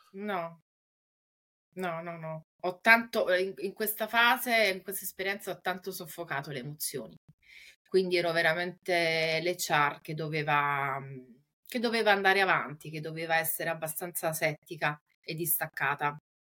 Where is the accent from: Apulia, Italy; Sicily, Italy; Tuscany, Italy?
Apulia, Italy; Taranto; now in Rome, Italy; sono nata in Puglia, eh, nello specifico a Taranto e attualmente risiedo a Roma